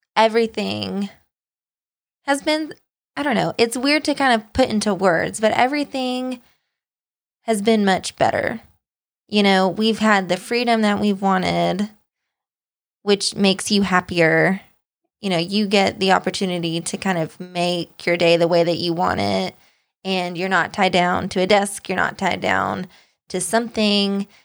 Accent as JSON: {"language": "English", "country": "United States", "tie": "born or raised there", "also_born_or_lived": "Kansas / Tennessee", "moved": "as an adult", "said": "I grew up in Kansas and then Tennessee, where tornadoes run rampant"}